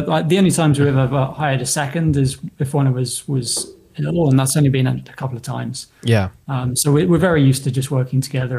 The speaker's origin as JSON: {"language": "English", "area": "a couple of hours outside of London", "region": "England", "country": "United Kingdom", "tie": "born or raised there", "also_born_or_lived": "Southern California", "moved": "yes", "lives_now": "California, United States", "said": "It's like I grew up a couple of hours outside of London."}